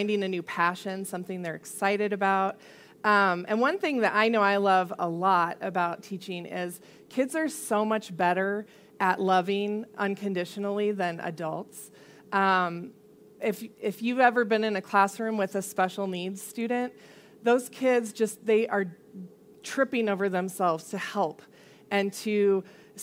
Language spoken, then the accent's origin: English; Colorado Springs, Colorado, United States; I grew up mostly here in Colorado Springs